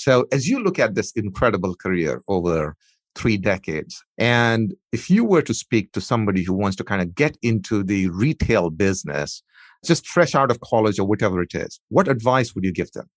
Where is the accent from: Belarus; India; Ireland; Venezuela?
India; moved away; My heritage is I, I grew up in India